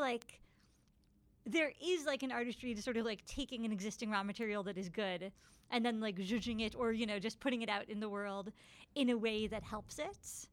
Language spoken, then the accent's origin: English; Ithaca, New York, United States; I grew up in Ithaca, so I would always go see musicals at the Hanger Theater